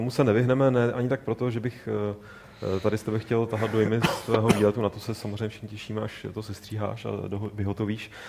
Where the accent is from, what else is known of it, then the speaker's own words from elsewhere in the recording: Prague, Czechia; já jsem Pražák. Já no. jsem, teda